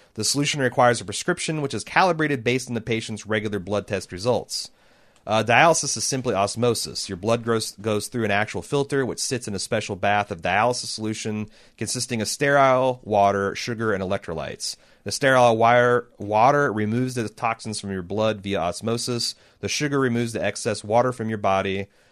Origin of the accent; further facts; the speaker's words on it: United States; I'm an American and th-, thus, uh, monolingual